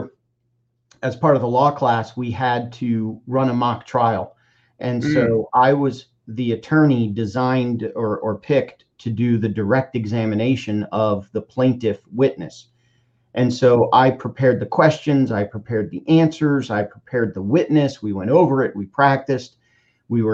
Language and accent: English; Miami, Florida, United States; now in Tampa, United States; we all moved down to Miami and I grew up in Miami and spent the next, 17 years in Miami